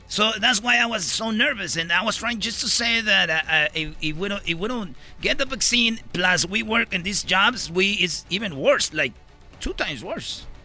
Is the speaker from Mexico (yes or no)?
yes; Mexico; somos los latinos mexicanos los que más nos pegó.